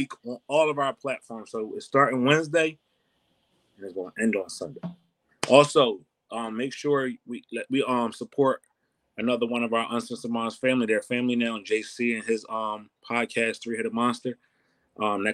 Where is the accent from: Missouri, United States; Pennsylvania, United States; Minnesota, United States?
Pennsylvania, United States; Philadelphia; Philadelphia is my hometown